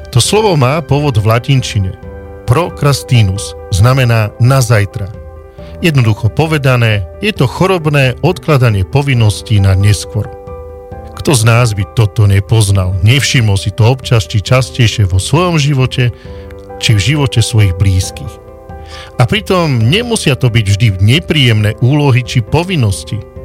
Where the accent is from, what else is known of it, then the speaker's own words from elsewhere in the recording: Slovakia; O ceste, ktorá bude už čo chvíľa spájať moju rodnú dedinu s diálničnou sieťou na Slovensku